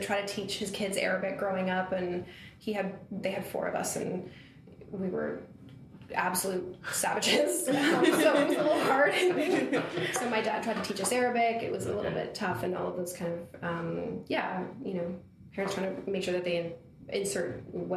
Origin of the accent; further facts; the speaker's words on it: Toronto, Ontario, Canada; I am from Toronto